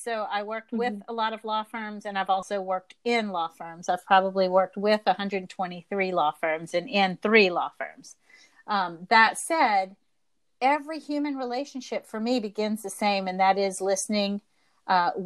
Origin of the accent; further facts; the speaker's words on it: the South, United States; I was raised in the South